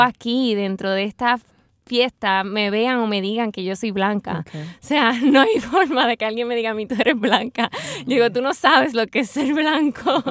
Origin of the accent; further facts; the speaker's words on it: Puerto Rico; lo que somos los puertorriqueños